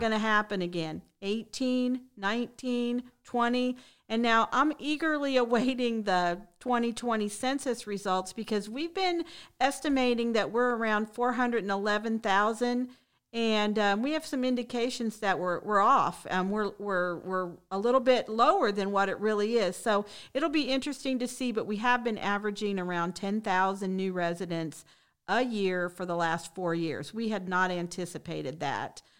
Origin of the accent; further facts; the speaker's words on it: Shelbyville, Indiana, United States; moved away as an adult; now in Bradenton, United States; I'm really originally from the Midwest, so I'm from a small town in Indiana, Shelbyville